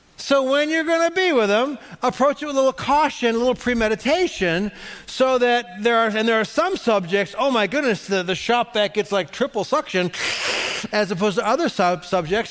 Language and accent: English; Cleveland, Ohio, United States; I'm from Cleveland